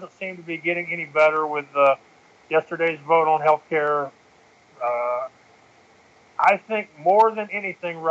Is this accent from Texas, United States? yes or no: yes; Texas, United States; accent: Texan; I'm from Texas